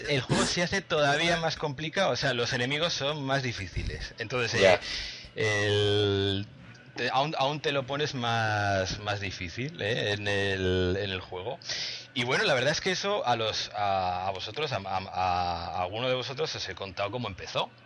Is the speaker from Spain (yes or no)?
yes; Spain; hablo español, pues soy español desde nacimiento